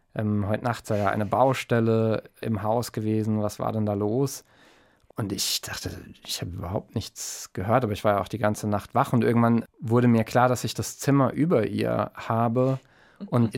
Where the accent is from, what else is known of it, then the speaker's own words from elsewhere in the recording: Mannheim, Baden-Württemberg, Germany; ich bin aufgewachsen in Mannheim